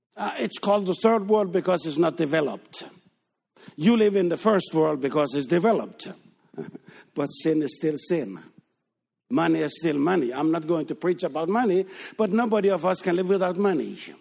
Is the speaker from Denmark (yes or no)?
yes; Denmark; English is a second language; moved away as an adult; we are born and raised in Denmark, but we left Denmark in nineteen sixty-nine.